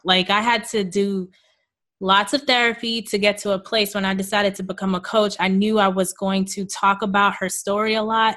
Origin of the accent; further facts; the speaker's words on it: New York City, New York, United States; I was born and raised in Queens, New York, uh, to Jamaican parents.